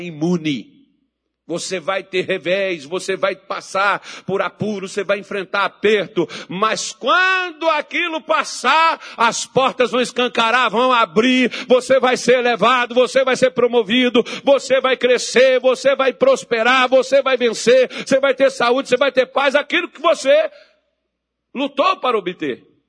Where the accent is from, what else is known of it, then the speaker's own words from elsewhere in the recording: Minas Gerais, Brazil; accent: mineirês; Eu prefiro meu mineirês e o meu português feio pra caramba